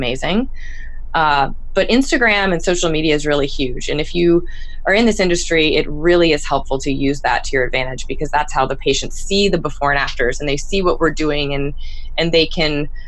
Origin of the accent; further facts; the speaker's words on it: Florida, United States; moved away; I'm from Florida.